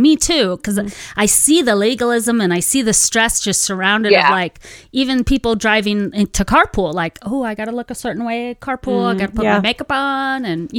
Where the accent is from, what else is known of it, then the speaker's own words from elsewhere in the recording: Santa Ana, California, United States; I'm from Cali. I'm from Santa Ana, and so I thought like I was half Spanish, half Mexican, you know, growing up there.